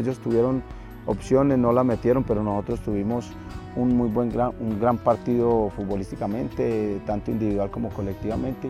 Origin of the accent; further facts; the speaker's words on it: Colombia; acá en nuestro país